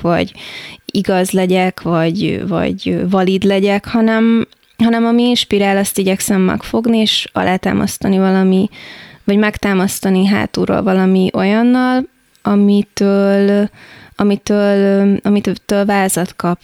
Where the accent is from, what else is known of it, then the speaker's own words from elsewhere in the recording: Táplánszentkereszt, Vas, Hungary; now in Budapest, Hungary; Én Szombathely mellett nőttem fel Tápláncszent kereszten